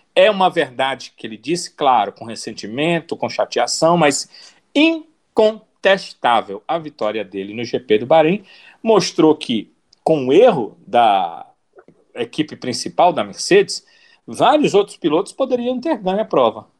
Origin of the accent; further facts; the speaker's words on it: Brazil; Nós somos brasileiros aqui